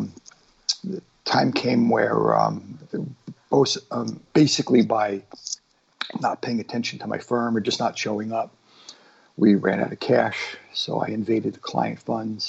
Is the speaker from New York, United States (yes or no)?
yes; Long Island, New York, United States; accent: Long Island Jew accent; also born or lived in Boston / Framingham; I was born in Boston, then we moved out to Framingham. And when I was about 6 years old, we moved to Long Island.